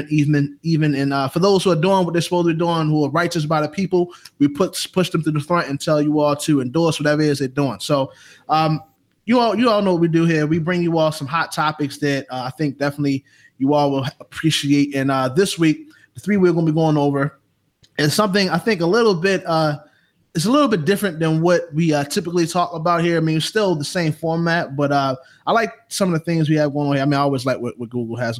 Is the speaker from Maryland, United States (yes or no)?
yes; Baltimore, Maryland, United States; now in Atlanta, United States; I'm from Baltimore, living down here in ATL